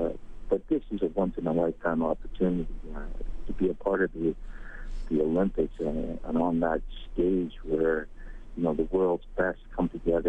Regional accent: South Korea; born there; I was born here in Korea.

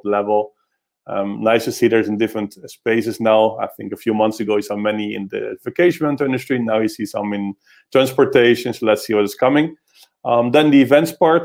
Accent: Netherlands; moved away; I'll go back to my hometown, to the Netherlands

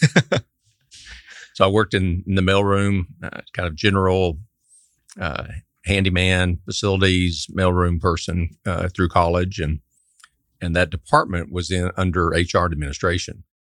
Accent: Amarillo, Texas, United States; born and raised in Amarillo, Texas, up in the Panhandle

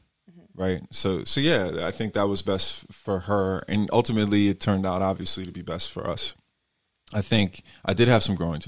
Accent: New York, United States; I'm from New York

